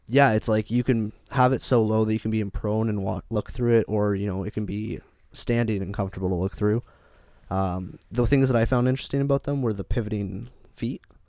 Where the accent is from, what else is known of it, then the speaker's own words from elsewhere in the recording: Canada; we're from Canada